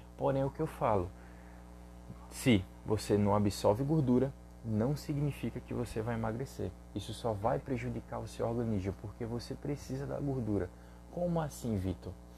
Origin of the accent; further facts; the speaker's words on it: Recife, Pernambuco, Brazil; eu sou daqui do Recife